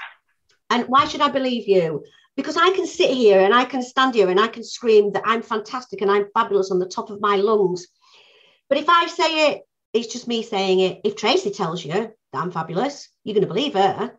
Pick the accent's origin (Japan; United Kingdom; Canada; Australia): United Kingdom; Yorkshire and the Humber; also born or lived in London